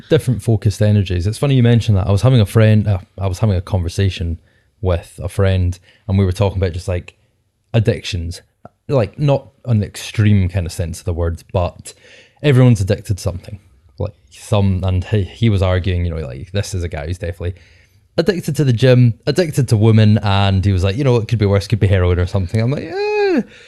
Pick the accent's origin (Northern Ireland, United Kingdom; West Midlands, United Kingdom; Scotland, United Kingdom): Scotland, United Kingdom; Being Scottish Podcasters